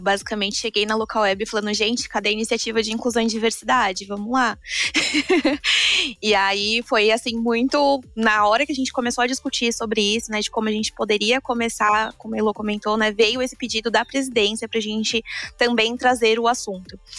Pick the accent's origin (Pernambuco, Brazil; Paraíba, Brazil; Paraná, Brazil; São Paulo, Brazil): São Paulo, Brazil; now in Bahia, Brazil; eu nasci, cresci em São Paulo